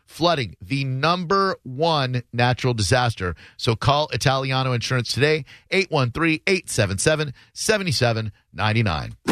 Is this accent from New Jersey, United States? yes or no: no; New York City, New York, United States; moved away; since I was born in New York